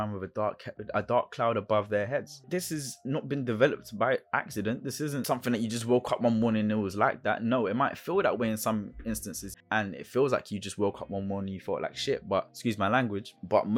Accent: London, United Kingdom; also born or lived in Brixton / Forest Hill / Feltham; I grew up in South London. I grew up in Brixton, Fort and Heath, and even West London. I grew up in Feltham as well

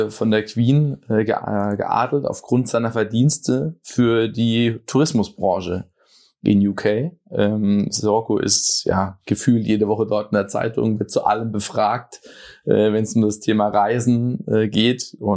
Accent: Viernheim, Hesse, Germany; Nein, ich komme ursprünglich aus Firnheim, das ist bei Mannheim, Heidelberg äh, südlichste Stadt Hessens

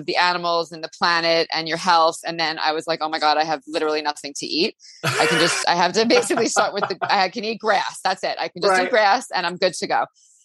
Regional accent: Long Island, New York, United States; I grew up on Long Island in New York

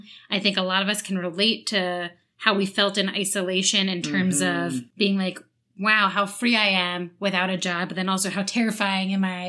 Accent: New Jersey, United States; I'm from Jersey.

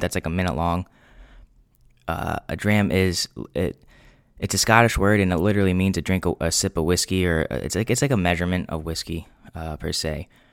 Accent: New England, United States; I'm twenty-four, born and raised in New England

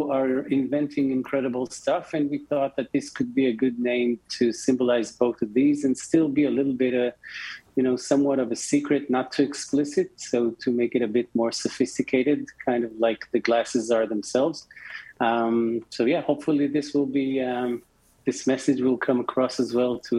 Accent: Tel Aviv, Tel Aviv District, Israel; Um, so, as I mentioned before, we're from Tel Aviv. 32 North is the latitude of uh, Tel Aviv

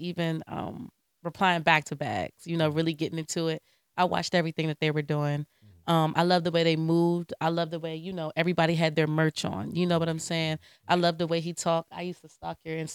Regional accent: DMV, DC metropolitan area, United States; I'm DMV. DMV.

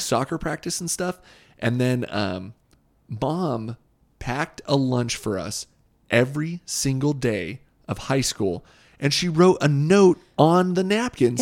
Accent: Southern California, United States; growing up in Southern California

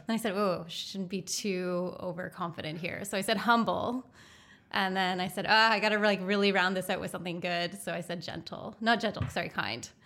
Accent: East Coast, Canada; moved away; growing up on the East Coast, and I love it, Um, and I love going back to visit family there

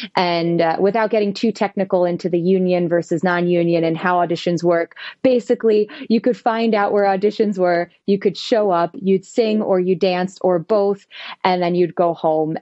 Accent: western New Jersey, United States; moved away as an adult; also born or lived in Indianapolis, Indiana; now in New York City, United States; I grew up in New Jersey, all the way in western New Jersey, the part that people usually don't know about

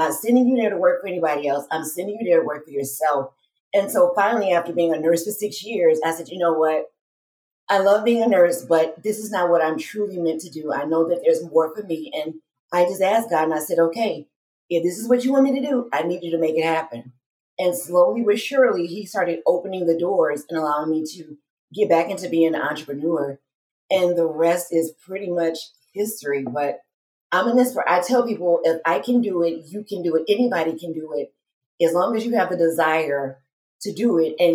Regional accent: Detroit, Michigan, United States; moved away as an adult; now in Las Vegas, United States; I am originally from Detroit, Michigan

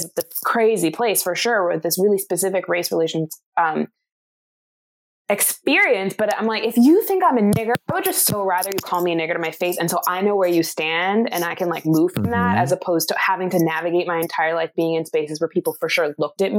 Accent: Vancouver, British Columbia, Canada; moved away as an adult; now in Sweden; I'm from Vancouver, so I was one of like 5 Black people

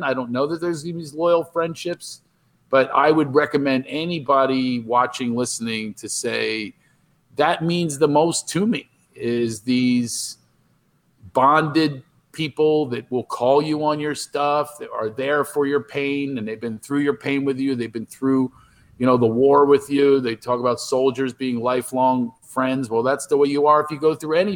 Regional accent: Philadelphia, Pennsylvania, United States; I was from Philadelphia

